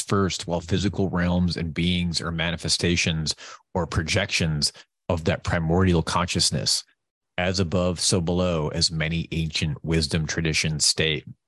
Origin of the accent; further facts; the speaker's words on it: New York, United States; I'm from New York.